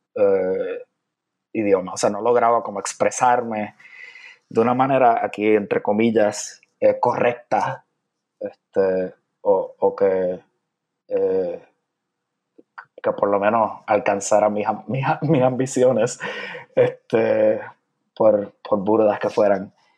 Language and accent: Spanish; San Juan, Puerto Rico; moved away as an adult; also born or lived in Carolina, Puerto Rico; now in Chicago, United States; me crié principalmente en San Juan